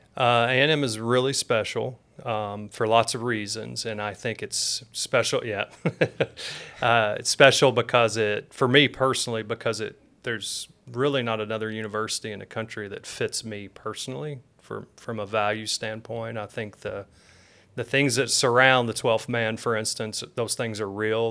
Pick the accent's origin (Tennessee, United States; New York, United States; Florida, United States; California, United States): Tennessee, United States; moved away; also born or lived in Michigan; I was born in Michigan, but raised in Tennessee